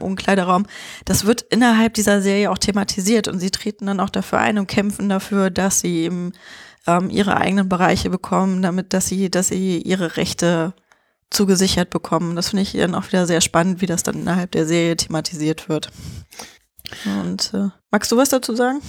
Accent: Germany; bei uns in Deutschland

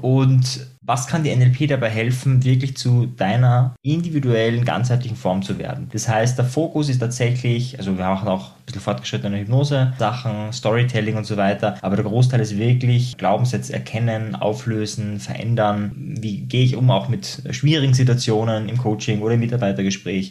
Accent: Austria; bei uns in Österreich

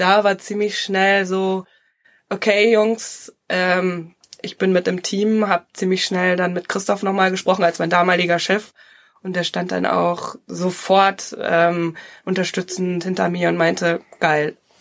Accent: Emsland, Lower Saxony, Germany; also born or lived in Berlin / London / Zürich; now in Ruhr area, Germany; ich bin gebürtig äh, Emsländerin, ich komme aus Norddeutschland.

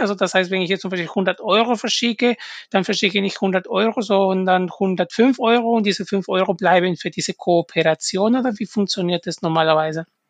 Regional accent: Peru; German is a second language; now in Germany; ich komme ursprünglich aus Peru

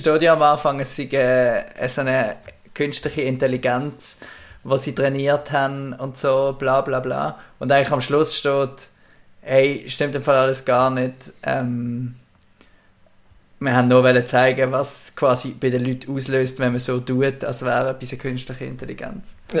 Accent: Bubendorf, Basel-Landschaft, Switzerland; wir sind in einer Siedlung aufgewachsen in Bubendorf

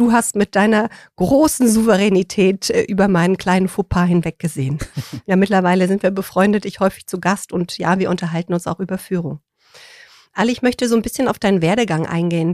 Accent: Rhineland, Germany; Ich komme ja aus dem Rheinland

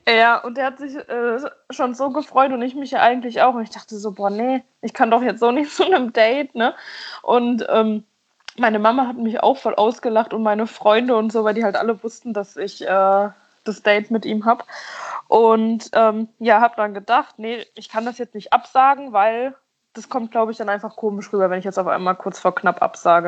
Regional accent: about 60 km from Cologne, North Rhine-Westphalia, Germany; mein Heimatort quasi, wo ich aufgewachsen bin, ist so 60 Kilometer oder so von Köln weg

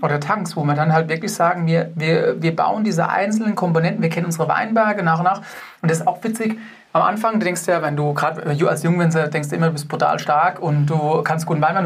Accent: Germany; bei uns in Deutschland

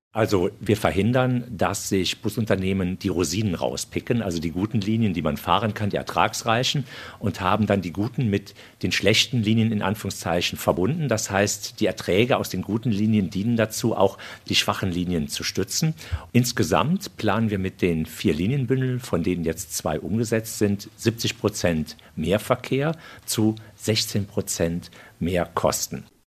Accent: Germany; als Deutscher

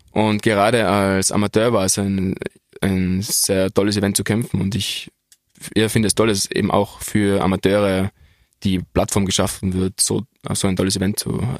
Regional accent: Innsbruck, Tyrol, Austria; also es war für mich auch sehr, als Innsbrucker, ein großer Moment, in der Dogana zu kämpfen

